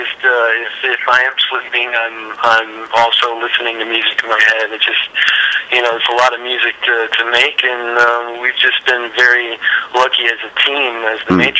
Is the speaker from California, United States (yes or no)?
no; St. Louis, Missouri, United States; I'm originally from St. Louis, Missouri.